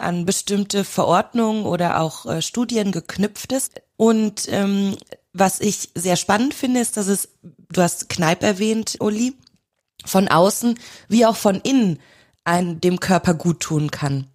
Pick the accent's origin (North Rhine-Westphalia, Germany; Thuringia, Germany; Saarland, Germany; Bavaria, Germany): North Rhine-Westphalia, Germany; near Cologne; now in Austria; ich komme aus der Nähe von Köln